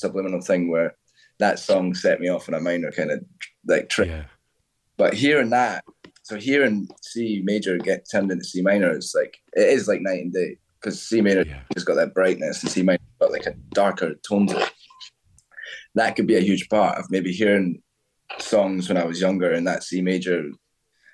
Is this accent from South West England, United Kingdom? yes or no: no; Stirling, Scotland, United Kingdom; moved away as an adult; also born or lived in Edinburgh; now in London, United Kingdom; Stirling. So that's central Scotland. So it's just in between Glasgow and Edinburgh, a little bit above. Excuse me. I was there till I was 23